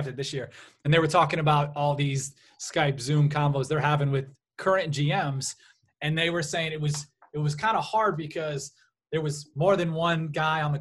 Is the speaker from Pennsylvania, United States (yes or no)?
no; Cleveland, Ohio, United States; we're from Cleveland